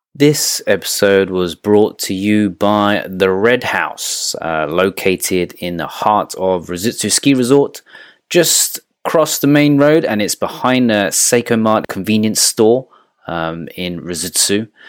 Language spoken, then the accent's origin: English; England, United Kingdom; moved away as an adult; when I was growing up in England